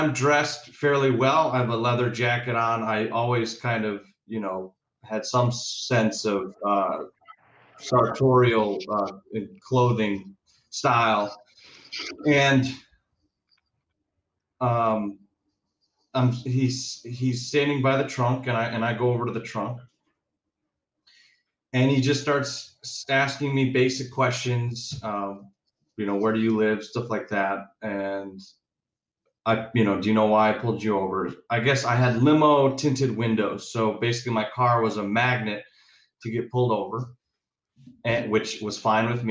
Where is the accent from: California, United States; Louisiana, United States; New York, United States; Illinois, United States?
Illinois, United States; Chicago; moved away as an adult; also born or lived in Indiana; I was born in Chicago, yeah, and that's where it all started, and it evolved from there. So Chicago, grew up, you know, normal kid